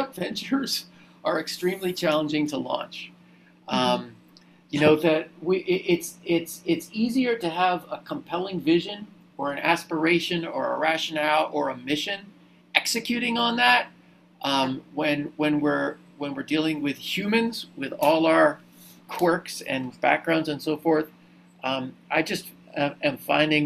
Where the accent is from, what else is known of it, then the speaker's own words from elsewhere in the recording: Wilmington, Delaware, United States; I went to an excellent Quaker school, Wilmington Friends School in Delaware, for most of my high school, for all of my high school, and starting in sixth grade, really, all the way through 12th